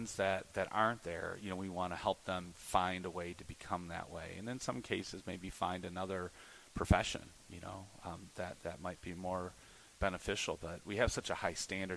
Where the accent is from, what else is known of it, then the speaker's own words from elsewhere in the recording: Toledo, Ohio, United States; We grew up out in Shoreland in Point Place